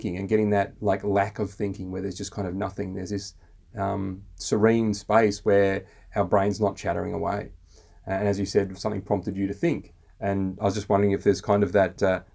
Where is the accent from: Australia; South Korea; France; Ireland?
Australia; three Aussie blokes